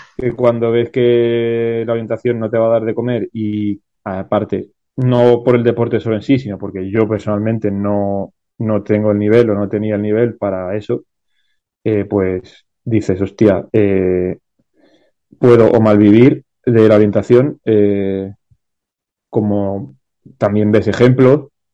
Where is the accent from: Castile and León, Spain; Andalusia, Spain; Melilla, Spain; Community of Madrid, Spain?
Andalusia, Spain; Málaga; yo soy de Málaga